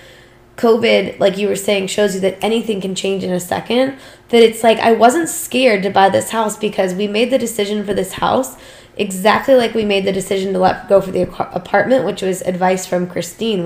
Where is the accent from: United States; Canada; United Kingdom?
United States; we were as an American society